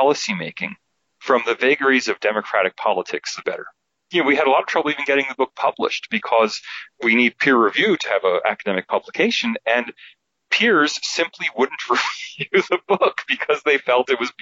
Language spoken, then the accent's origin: English; United States; moved away as an adult; now in Sydney, Australia; as an American in America